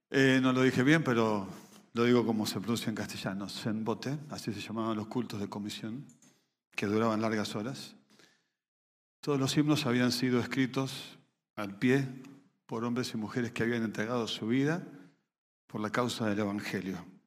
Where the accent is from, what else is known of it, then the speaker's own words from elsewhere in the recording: Venezuela; moved away; Cerca de 7 millones de ellos somos venezolanos